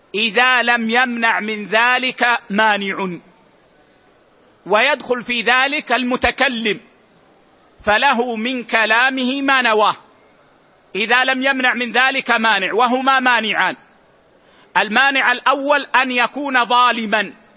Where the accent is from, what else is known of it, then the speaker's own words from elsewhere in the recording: Medina, Medina Province, Saudi Arabia; عندنا في المدينة العيش في لهجتنا هو الخبز